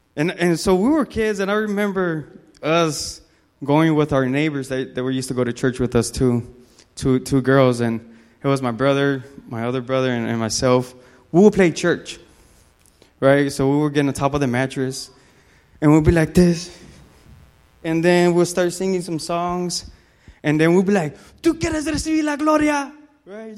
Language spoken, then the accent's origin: English; Los Angeles, California, United States; moved away; I'm, I'm from California. Whoop, whoop, Lakers. So I'm, I'm from Los Angeles